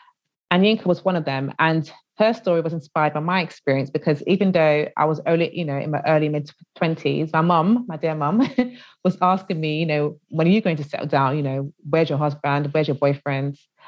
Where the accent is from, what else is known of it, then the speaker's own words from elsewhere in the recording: United Kingdom; And I think it's because they wanted to get my insight as a British Nigerian.